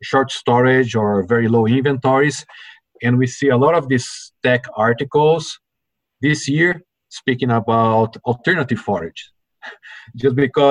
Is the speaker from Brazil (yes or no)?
yes; Brazil; moved away as an adult; also born or lived in Delaware, United States; now in United States; I'm originally from Brazil, and I grew up on a dairy farm